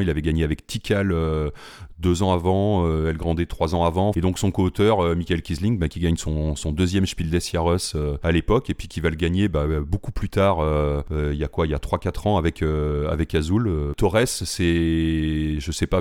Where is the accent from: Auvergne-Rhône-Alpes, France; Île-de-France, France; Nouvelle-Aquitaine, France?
Nouvelle-Aquitaine, France; Limoges; je suis originaire de Limoges